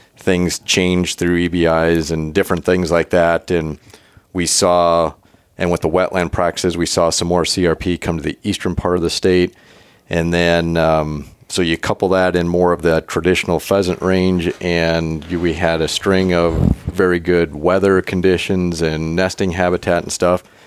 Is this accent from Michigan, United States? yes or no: no; South Dakota, United States; growing up in South Dakota